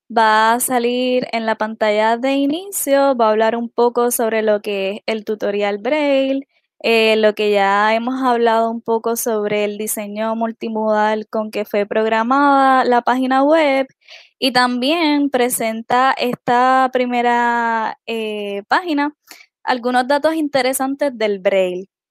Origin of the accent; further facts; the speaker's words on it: Utuado, Puerto Rico; soy del pueblo de Utuado.